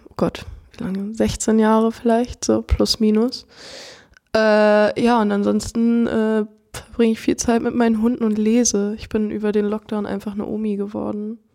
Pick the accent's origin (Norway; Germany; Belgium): Germany; Frankfurt, Hesse; ich komme aus Frankfurt gebürtig